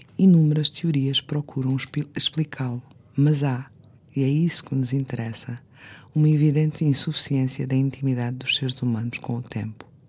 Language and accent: Portuguese; Azores, Portugal; eu sou açoriana